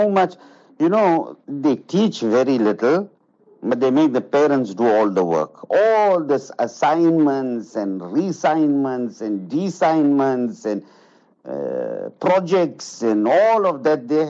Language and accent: English; Zimbabwe; moved away; I grew up in Zimbabwe